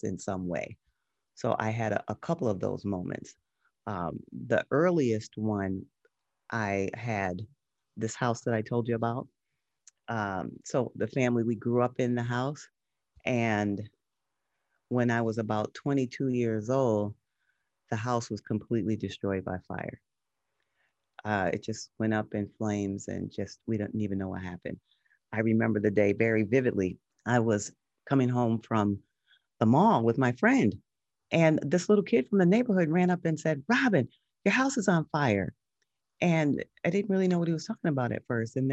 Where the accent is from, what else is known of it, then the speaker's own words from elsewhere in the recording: Connecticut, United States; now in Los Angeles, United States; I live in Los Angeles now, but I grew up in Connecticut in a small mid-sized city